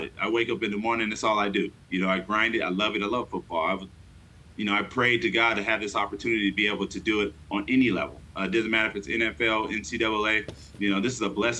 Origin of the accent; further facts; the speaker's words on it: Fontana, California, United States; moved away as an adult; also born or lived in Newport Beach, California; now in San Diego, United States; I grew up in Fontana